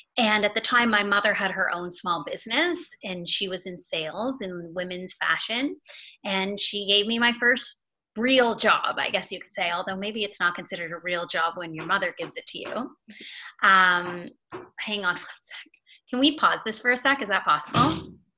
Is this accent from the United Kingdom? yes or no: no; Toronto, Ontario, Canada; also born or lived in Montreal; I'm from Toronto. Mm-hmm. I'm a Canadian. I was born in Toronto. I was raised in the suburbs of Toronto